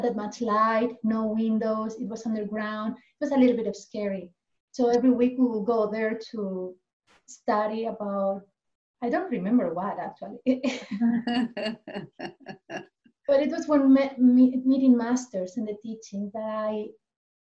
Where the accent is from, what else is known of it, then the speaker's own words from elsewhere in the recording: Elche, Valencian Community, Spain; English is a second language; now in Ananda Village, United States; I'm originally from Spain, actually from the same city than Narayani, Elche.